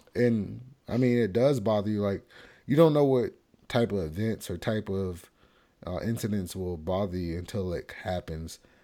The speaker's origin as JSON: {"language": "English", "country": "United States", "said": "as an American"}